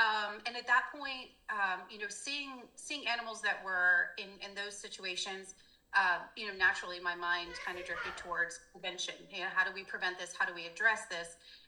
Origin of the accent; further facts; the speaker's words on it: Dover, Delaware, United States; also born or lived in England; I was born in England. On a military base, yeah, and we were stationed in Dover. So I grew up in Dover-ish, a little bit further south.